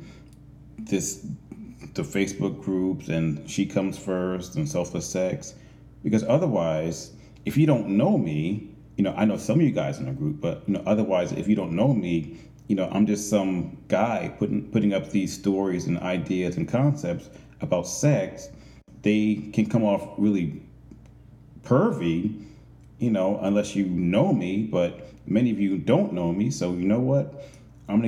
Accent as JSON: {"language": "English", "town": "Chester", "region": "Pennsylvania", "country": "United States", "tie": "born or raised there", "also_born_or_lived": "Manhattan, New York", "moved": "as an adult", "said": "I moved back to Chester, Pennsylvania, which is my hometown"}